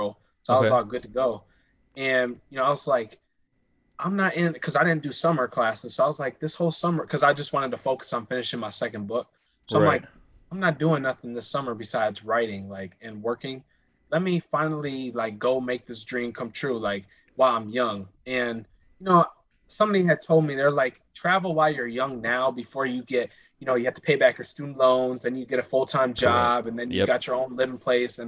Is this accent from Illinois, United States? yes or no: yes; Chicago, Illinois, United States; also born or lived in Rockford, Illinois; growing up in Chicago and Rockford